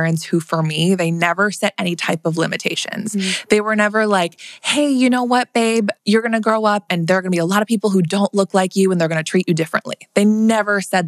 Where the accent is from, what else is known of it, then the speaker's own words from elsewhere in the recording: Wayzata, Minnesota, United States; I grew up in Minnesota. I grew up in a suburb outside of Minneapolis called Wayzata